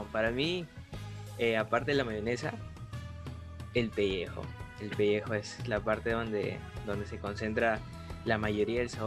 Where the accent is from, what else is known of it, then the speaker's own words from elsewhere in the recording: Peru; Claro, mira, como buen peruano me gusta comer bastante, ¿ya?